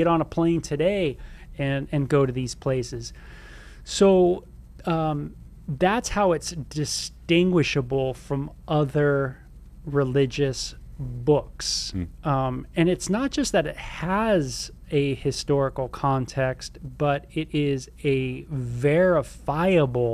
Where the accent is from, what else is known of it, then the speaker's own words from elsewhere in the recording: Southern California, United States; now in Tucson, United States; where I grew up in Southern California